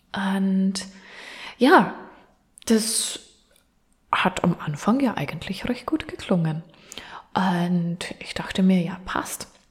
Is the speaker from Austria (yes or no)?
yes; Austria; now in Vienna, Austria; von Wien weg nach Linz, beziehungsweise von meinem Heimatort nach Linz, ist es jeweils circa eine gute Stunde